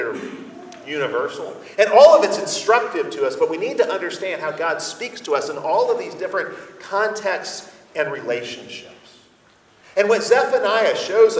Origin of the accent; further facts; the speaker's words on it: United States; we as American Christians